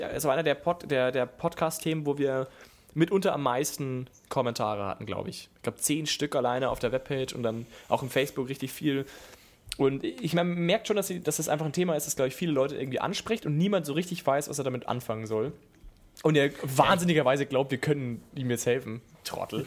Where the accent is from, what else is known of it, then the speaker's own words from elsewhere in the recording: Southern Germany, Germany; ich als bin ja Süddeutscher